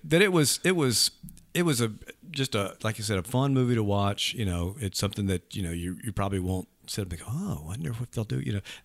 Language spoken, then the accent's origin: English; Leland, Mississippi, United States; growing up in Leland, we had one in Greenville